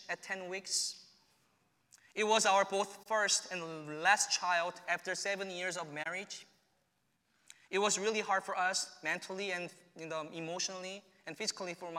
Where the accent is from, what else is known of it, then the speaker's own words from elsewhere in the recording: South Korea; moved away as an adult; returning to my home country.